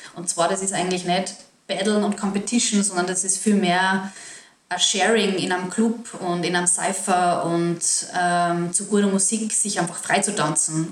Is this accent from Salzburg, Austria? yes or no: yes; Salzburg, Austria; ich als Salzburgerin